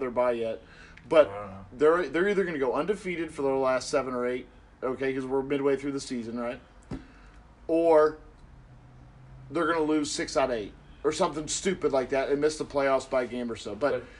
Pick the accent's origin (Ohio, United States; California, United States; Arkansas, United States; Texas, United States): Ohio, United States; Cincinnati; Then obviously we're from Cincinnati, so we know they got Carlos Dunlap, okay?